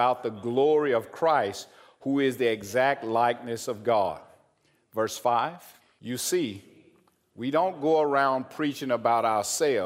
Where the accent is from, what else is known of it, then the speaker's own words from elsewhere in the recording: Arkansas, United States; I'm from Arkansas